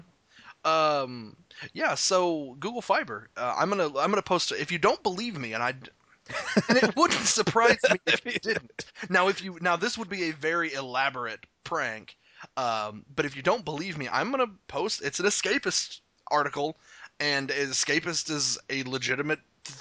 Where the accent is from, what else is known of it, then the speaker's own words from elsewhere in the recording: Arkansas, United States; I'm from Arkansas. I've lived here the better portion of my life. I wasn't born here